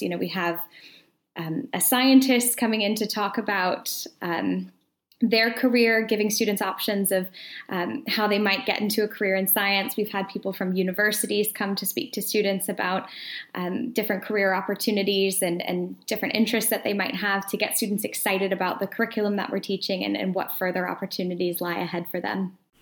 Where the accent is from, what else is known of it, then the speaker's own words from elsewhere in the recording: Atlanta, Georgia, United States; moved away as an adult; now in Edinburgh, United Kingdom; I'm originally from the United States, so originally uh, from Atlanta, Georgia